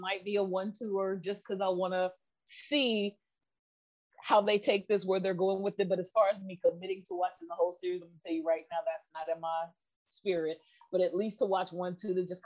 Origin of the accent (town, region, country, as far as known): United States